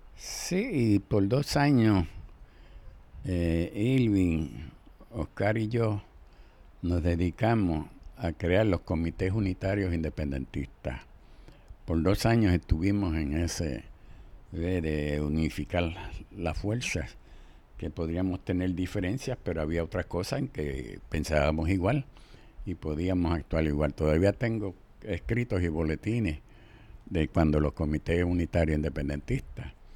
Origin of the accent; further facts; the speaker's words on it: Mayagüez, Puerto Rico; moved away; also born or lived in Brooklyn; Yo vengo de los barrios de Mayagüez